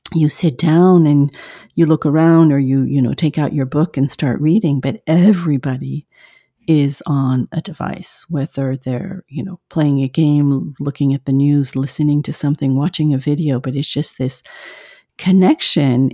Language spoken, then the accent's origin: English; France; moved away as an adult; now in Southern California, United States; I live in the U S in Southern California, but I am originally from France.